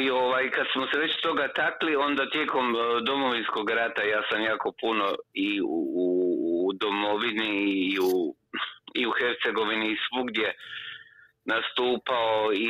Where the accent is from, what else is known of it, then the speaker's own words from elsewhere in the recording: Croatia; koji ti je najdemokratski proizvod kod nas u Hrvata?